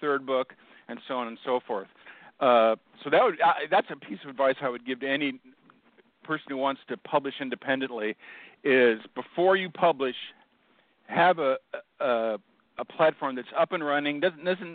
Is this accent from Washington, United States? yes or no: yes; Seattle, Washington, United States; I grew up in Seattle, and I had a hard childhood